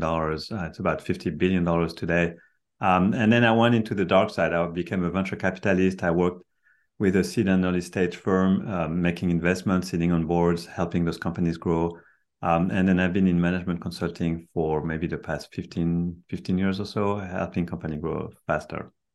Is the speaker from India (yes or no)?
no; France; moved away as an adult; now in Silicon Valley, United States; I'm, I'm, I'm from France. I've been in Silicon Valley for 33 years now